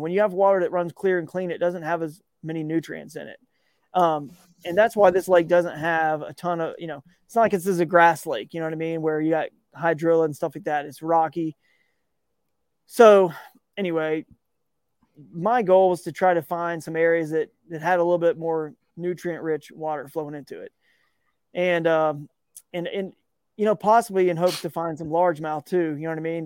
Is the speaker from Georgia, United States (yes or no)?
yes; Georgia, United States; growing up in Georgia